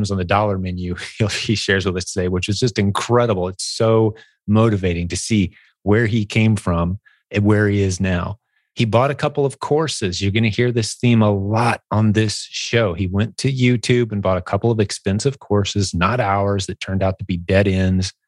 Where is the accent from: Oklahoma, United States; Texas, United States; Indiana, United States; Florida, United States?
Indiana, United States; Indiana is my home state